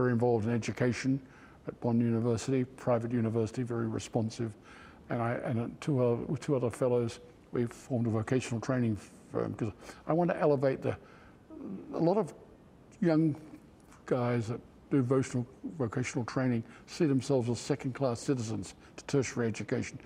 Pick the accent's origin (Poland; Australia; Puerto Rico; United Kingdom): Australia; Perth, Western Australia; moved away as an adult; also born or lived in Sydney / United States; my fond memory of in Western Australia growing up was, not only was Western Australia a wonderful place to grow up